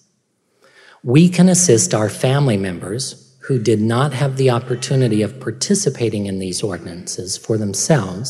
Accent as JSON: {"language": "English", "town": "Perry", "region": "Utah", "country": "United States", "tie": "born or raised there", "said": "I grew up in Perry, Utah"}